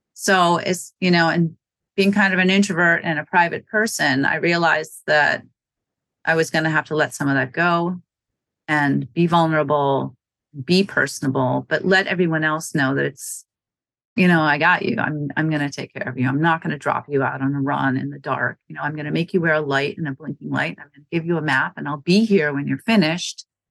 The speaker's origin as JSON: {"language": "English", "region": "Wisconsin", "country": "United States", "also_born_or_lived": "Norwood, Massachusetts", "moved": "yes", "lives_now": "Massachusetts, United States", "said": "I'm not from New England. I'm from Wisconsin. I'm from a small town"}